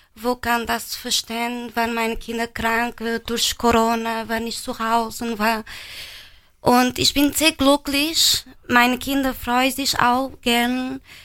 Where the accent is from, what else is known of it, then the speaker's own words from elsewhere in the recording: Portugal; first language Portuguese; German is a second language; now in Germany; Aus Portugal